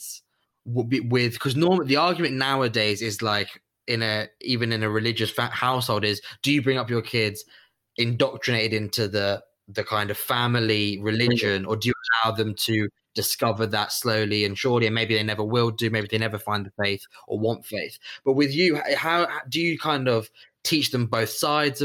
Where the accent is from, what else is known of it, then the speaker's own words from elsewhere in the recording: England, United Kingdom; in England, all of my friends will refer to me as the Italian friend